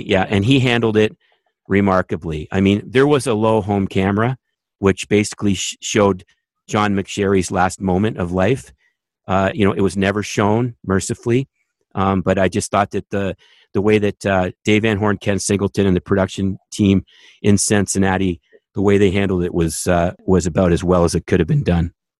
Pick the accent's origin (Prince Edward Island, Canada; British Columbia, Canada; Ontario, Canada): Ontario, Canada; Toronto; moved away as an adult; now in Raleigh, United States; as a Canadian kid